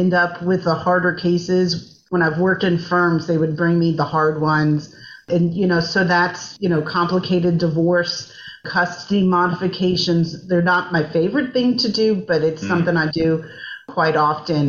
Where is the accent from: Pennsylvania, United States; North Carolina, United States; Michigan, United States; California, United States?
North Carolina, United States; moved away as an adult; also born or lived in New Orleans, Louisiana; now in Georgia, United States; I grew up in North Carolina